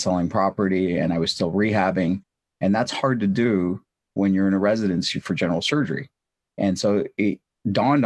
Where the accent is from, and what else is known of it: St. Louis, Missouri, United States; born or raised there; also born or lived in India